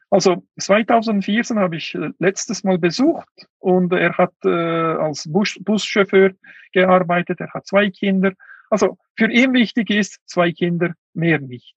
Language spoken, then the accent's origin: German; Kuqa, Xinjiang, China; German is a second language; moved away; Ich war äh, in Kutscha, in meinem Heimatland.